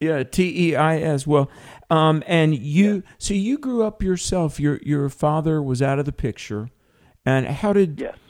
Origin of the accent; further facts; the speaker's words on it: North Carolina, United States; accent: Southern; my home state of North Carolina